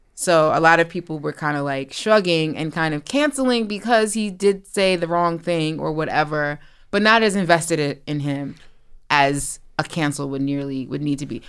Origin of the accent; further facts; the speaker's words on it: East Orange, New Jersey, United States; I'm from East Orange, New Jersey, born and raised